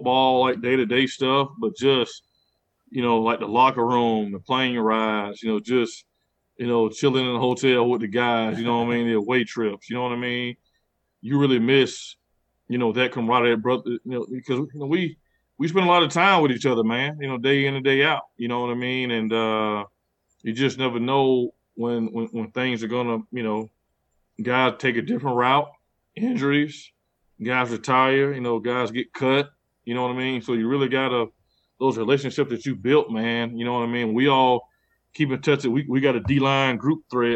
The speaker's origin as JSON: {"language": "English", "town": "Pensacola", "region": "Florida", "country": "United States", "tie": "born or raised there", "said": "where I'm from, Pensacola, at one point we had like the lowest graduation rate in the state of Florida"}